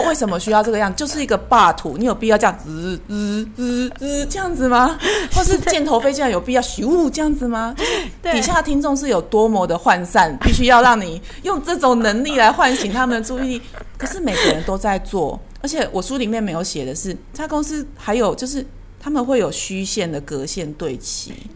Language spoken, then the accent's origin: Chinese; Taiwan; 我们台湾人比较觉得家庭价值没有什么可隐晦的